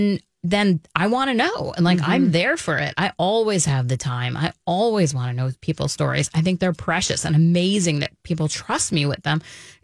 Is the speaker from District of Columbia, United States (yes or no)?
no; Manhattan, New York, United States; now in Minnesota, United States; I came from Manhattan to Minnesota.